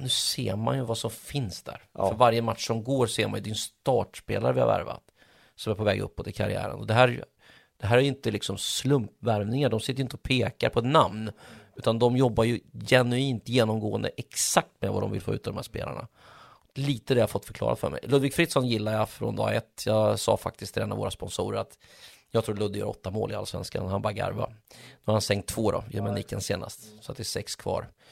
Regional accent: Mjölby, Östergötland, Sweden; moved away; also born or lived in Stockholm; där jag växte upp i min lilla klubb, jag älskar fortfarande Mjölby AI

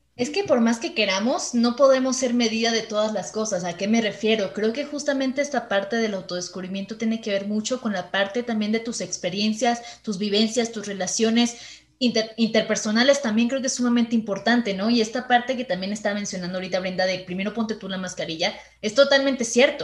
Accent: Venezuela; now in Mexico; desde que llegué a México, yo soy venezolana

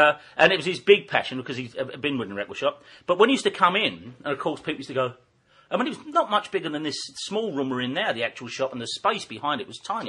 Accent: Deptford, London, United Kingdom; I'm only 15 from Deptford

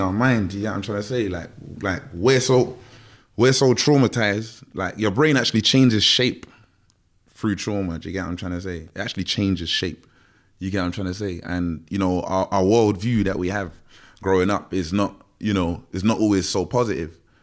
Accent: London, United Kingdom; growing up in Tottenham

